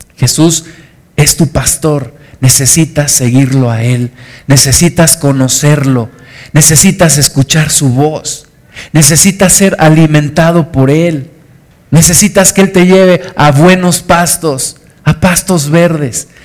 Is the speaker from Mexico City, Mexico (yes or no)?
yes; Mexico City, Mexico; moved away; yo era niño, crecí en, la Ciudad de, México